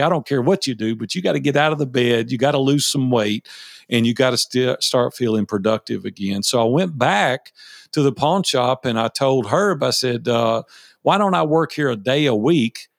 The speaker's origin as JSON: {"language": "English", "town": "Nashville", "region": "Tennessee", "country": "United States", "tie": "born or raised there", "said": "I was raised in Nashville, Tennessee. I've been here sixty years now. I'm one of the few originals here in Nashville"}